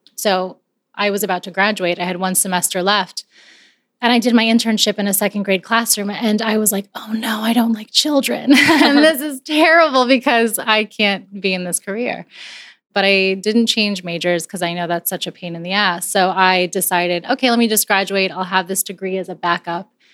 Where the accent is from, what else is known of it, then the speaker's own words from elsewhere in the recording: Coral Springs, Florida, United States; also born or lived in Barranquilla, Colombia; I grew up outside of Miami in Coral Springs